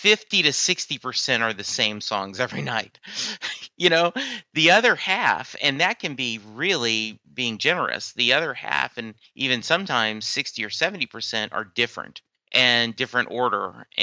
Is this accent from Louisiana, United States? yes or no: yes; Louisiana, United States; I'm from Louisiana originally, and the college I attended, an instrumental of Jolie Blanc is the college's fight song.